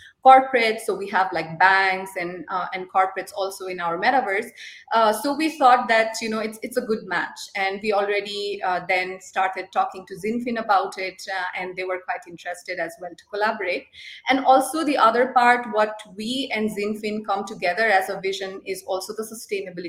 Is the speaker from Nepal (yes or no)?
yes; Nepal; moved away as an adult; also born or lived in Zurich, Switzerland / Lucerne, Switzerland; now in Switzerland; I come from Nepal, but I've been here in Switzerland, based in Zurich and Lucerne, since last 3 years